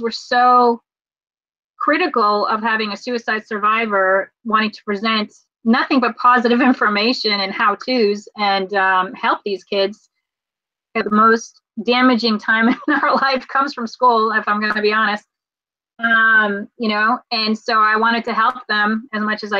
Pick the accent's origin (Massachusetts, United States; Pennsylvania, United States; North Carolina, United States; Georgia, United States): North Carolina, United States; Raleigh; we're from Raleigh, North Carolina